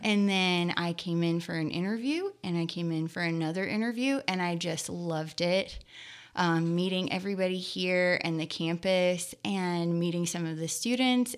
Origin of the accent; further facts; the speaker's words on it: Skillman, New Jersey, United States; moved away; also born or lived in Lexington, Kentucky; I grew up in Skillman, New Jersey and Lexington, Kentucky, about half and half.